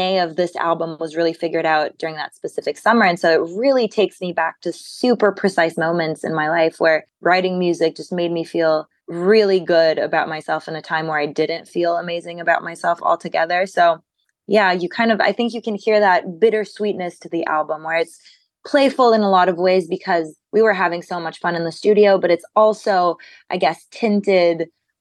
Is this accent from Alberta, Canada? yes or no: no; Montreal, Quebec, Canada; I was born and raised in Montreal. I'm French Canadian